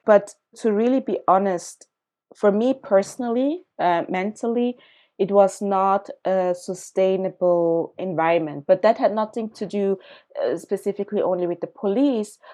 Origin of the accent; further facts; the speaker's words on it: Zurich, Switzerland; also born or lived in Accra, Ghana; I was born in Ghana, in Accra, when I was three years old. My family, basically my mom, migrated with me to Zurich, Switzerland, to another continent, to a very white community where I grew up.